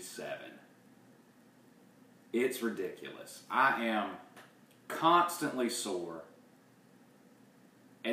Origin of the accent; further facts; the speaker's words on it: the South, United States; everyone knows I'm from the South